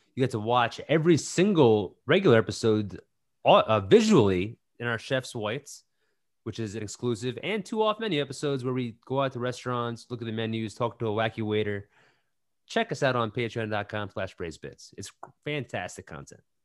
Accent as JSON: {"language": "English", "region": "New York", "country": "United States", "tie": "born or raised there", "said": "growing up around New York"}